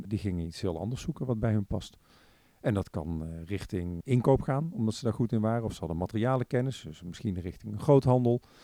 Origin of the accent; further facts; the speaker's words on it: Breda, North Brabant, Netherlands; also born or lived in Tilburg; now in The Hague, Netherlands; geboren en getogen in Breda